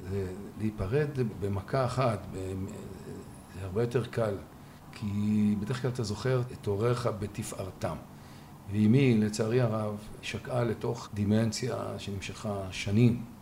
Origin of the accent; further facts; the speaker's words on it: Israel; born there; רציתי לשלב יותר, אני נולדתי כאן.